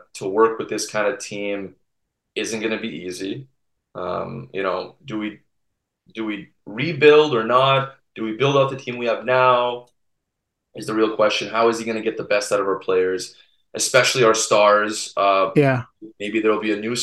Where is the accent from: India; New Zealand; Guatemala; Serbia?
Serbia; we're all family in Serbia